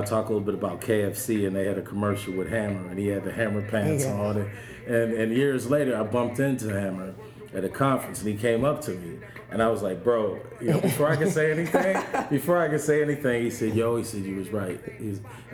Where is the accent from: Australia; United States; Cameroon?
United States; Pittsburgh, Pennsylvania; where I grew up in Pittsburgh, I grew up in Homewood